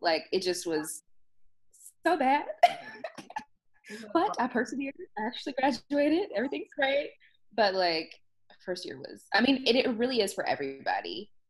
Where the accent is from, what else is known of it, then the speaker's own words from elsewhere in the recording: Tuskegee, Alabama, United States; Love my school. Well, I'm from Tuskegee too. So, like, I love my school so much.